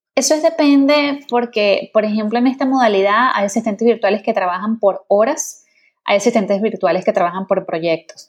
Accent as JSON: {"language": "Spanish", "country": "Venezuela", "also_born_or_lived": "England", "said": "yo soy venezolana"}